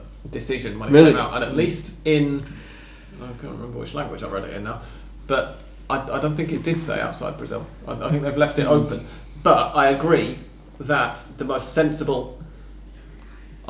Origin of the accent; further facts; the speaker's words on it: England, United Kingdom; I'm English